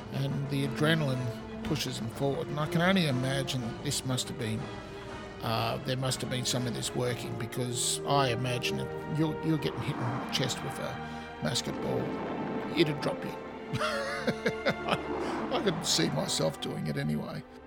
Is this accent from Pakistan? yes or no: no; Australia; accent: Australian; as you can hear from my accent, I'm in Australia